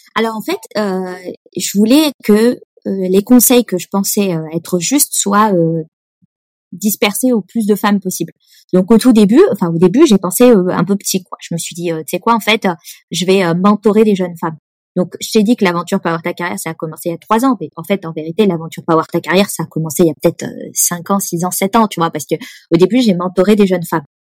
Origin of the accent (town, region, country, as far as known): Nice, Provence-Alpes-Côte d'Azur, France; born or raised there; moved away as an adult; also born or lived in Lyon / Paris; now in Sweden